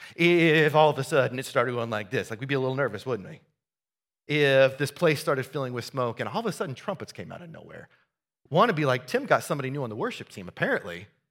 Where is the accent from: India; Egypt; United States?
United States; Southeast Iowa; moved away; we went back to the farm that I grew up on in Southeast Iowa